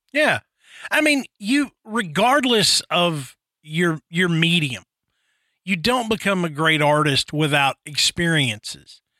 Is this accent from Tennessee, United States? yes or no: yes; Nashville, Tennessee, United States; growing up in Nashville